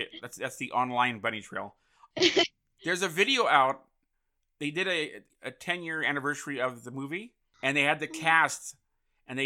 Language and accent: English; San Francisco, California, United States; moved away; also born or lived in Stamford, Connecticut; I grew up in San Francisco